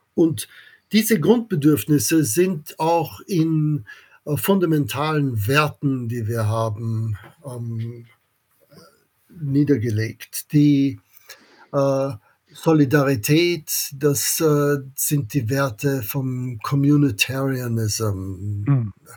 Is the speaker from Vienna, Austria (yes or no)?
yes; Vienna, Austria; German is a second language; moved away as an adult; also born or lived in Oxford, United Kingdom / Princeton, United States / Kiel, Germany; Ich bin ein Amerikaner, der in Wien in Österreich geboren wurde.